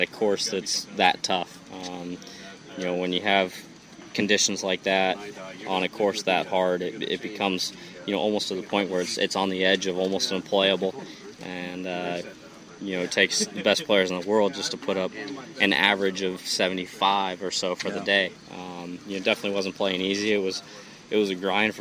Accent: Southern California, United States; now in Jupiter, United States; I'm from Southern California

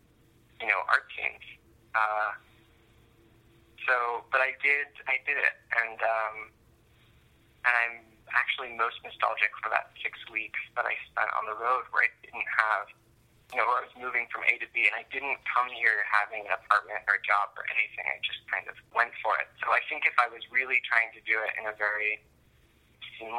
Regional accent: New York, United States; moved away as an adult; now in Los Angeles, United States; I'd only ever grown up in New York, and I grew up in Manhattan on Long Island

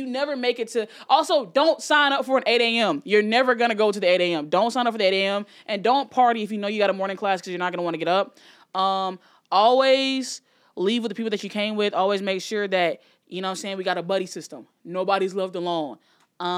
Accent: Alabama, United States; I'm from Alabama

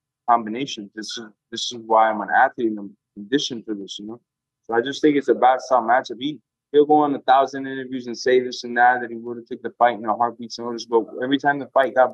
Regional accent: Miami, Florida, United States; it's in my hometown

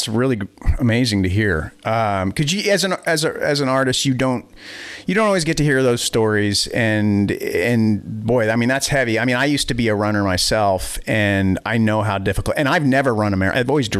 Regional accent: Boston, Massachusetts, United States; now in Wisconsin, United States; And then we moved to Wisconsin from the Boston area. But yeah, you know, it's like, I always wonder how different life would have been had I stayed in Boston

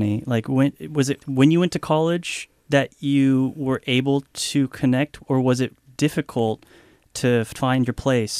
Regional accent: Sonoma, California, United States; So growing up in Sonoma, it's a very white, small city, Northern California. And I'm half Japanese, but I feel like a lot of people couldn't tell that if it weren't for the last name, ….

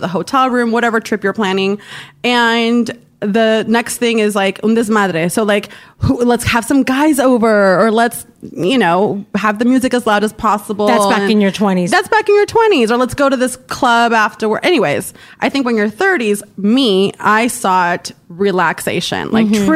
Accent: Orange County, California, United States; moved away as an adult; now in Los Angeles, United States; I was raised in Orange County

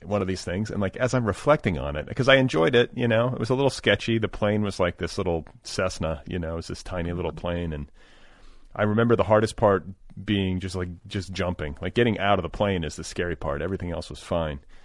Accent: Indianapolis, Indiana, United States; moved away; I grew up in, uh, partially in Indianapolis

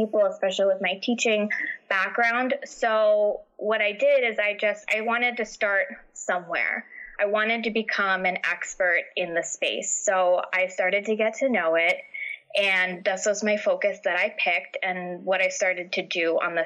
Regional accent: New York, United States; also born or lived in New Jersey; now in New Hampshire, United States; I'm originally from New York.

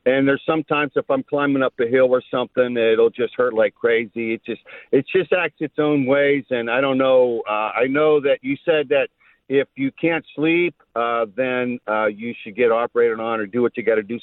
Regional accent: Western Pennsylvania, United States; moved away; I grew up in Western Pennsylvania

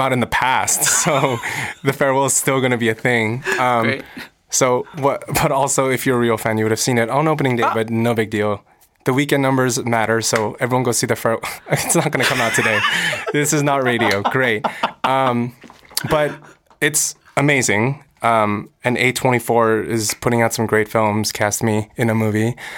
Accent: United States; I'm American. I'm growing up in America. I speak English

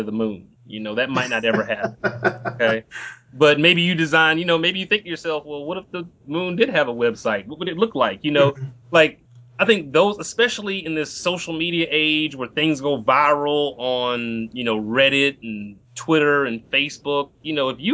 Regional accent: Compton, California, United States; I'm originally from Compton, California

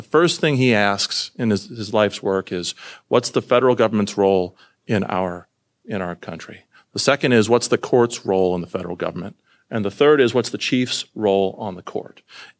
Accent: Iowa, United States; I'm not a Texan. I come from the Texas of the North, Iowa.

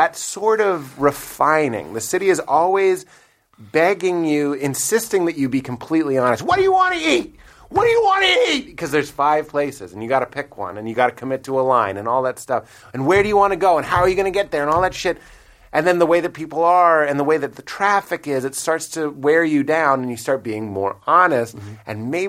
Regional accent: Boston, Massachusetts, United States; I will say I'm from Boston

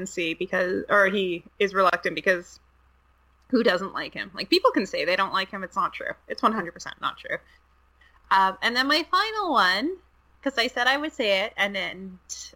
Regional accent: Canada; being Canadian

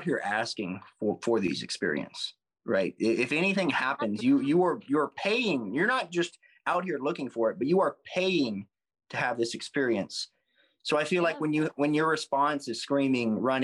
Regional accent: the South, United States; being from the South

